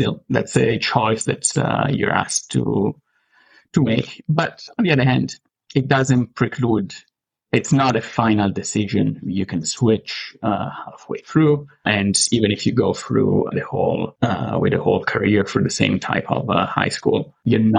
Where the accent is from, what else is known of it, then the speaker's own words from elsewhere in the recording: Rome, Lazio, Italy; English is a second language; moved away as an adult; now in Canada; I'm from Italy originally. I was born in Rome, and I grew up and lived most of my life in Rome.